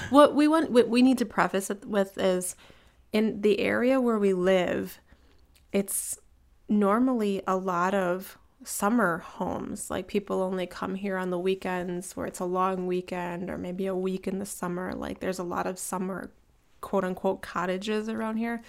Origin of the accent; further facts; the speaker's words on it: Cleveland, Ohio, United States; moved away; I'm from Cleveland